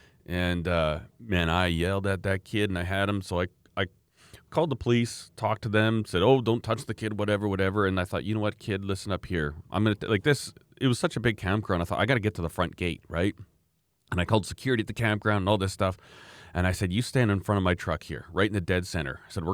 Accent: Alberta, Canada; I came up from Alberta, you know, I don't know how many thousand kilometers away, and I was there.

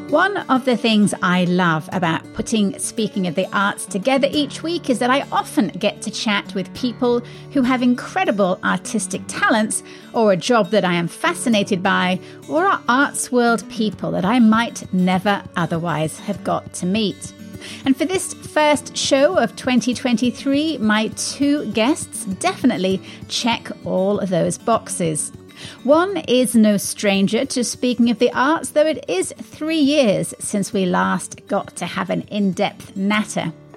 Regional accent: England, United Kingdom; accent: English; moved away as an adult; now in Missouri, United States; my English accent

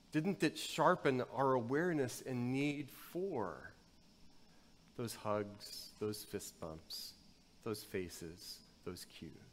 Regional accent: the South, United States; Growing up in the South, there was the kudzu epidemic

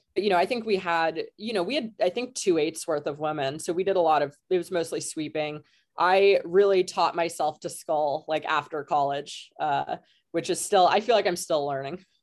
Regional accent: Kelowna, British Columbia, Canada; moved away as an adult; also born or lived in California; I'm Canadian. I'm from Western Canada. I'm from a town called Kelowna, which is in the interior.

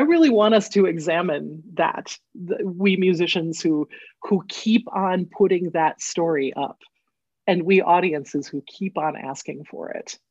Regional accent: Northfield, Minnesota, United States; I grew up in Northfield, Minnesota, which is a little college town

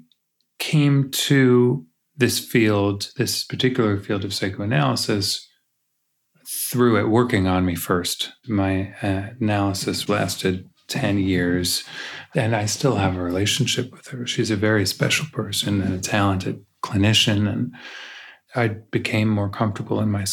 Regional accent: New York, United States; now in Los Angeles, United States; I grew up in New York

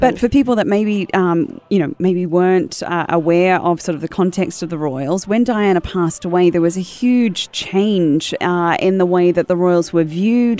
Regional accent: New Zealand; I'm part of the commonwealth, being a Kiwi

